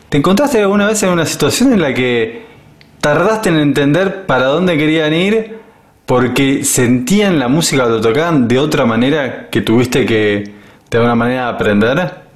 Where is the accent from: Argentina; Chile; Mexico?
Argentina; Buenos Aires; moved away; yo soy, soy de Buenos Aires, porteño